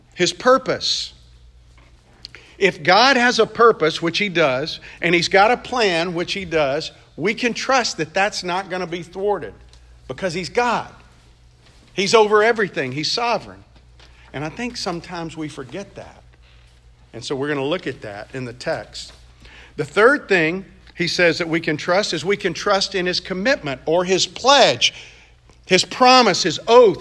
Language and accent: English; Mississippi, United States; grew up in Mississippi